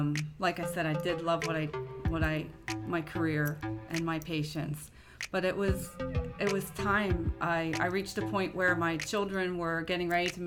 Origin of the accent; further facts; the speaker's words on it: Clearfield, Pennsylvania, United States; moved away as an adult; also born or lived in Saudi Arabia; I'm originally from a small town in Pennsylvania called Clearfield, close to Penn State